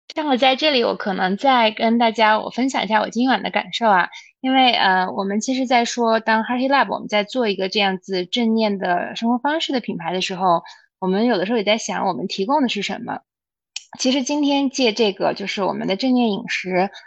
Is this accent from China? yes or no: yes; Xinjiang, China; moved away; 我小时候是在新疆长大的